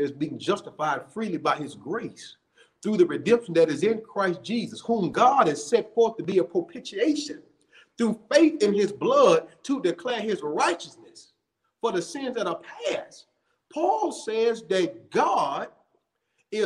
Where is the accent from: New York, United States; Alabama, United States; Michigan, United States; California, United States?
Alabama, United States; Montgomery; I grew up in Montgomery, Alabama